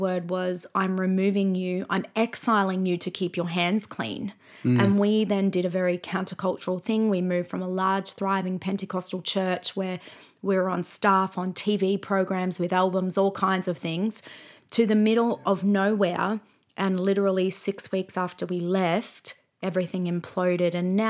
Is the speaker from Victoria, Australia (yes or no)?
no; Brisbane, Queensland, Australia; So, for example, we grew up in Brisbane